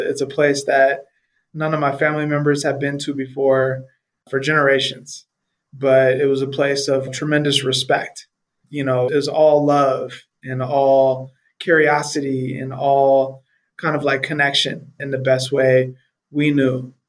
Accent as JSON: {"language": "English", "town": "Colton", "region": "California", "country": "United States", "tie": "born or raised there", "also_born_or_lived": "San Francisco, California / Orange County, California", "moved": "as an adult", "lives_now": "Johannesburg, South Africa", "said": "I grew up in Southern California, in a small town called Colton, California."}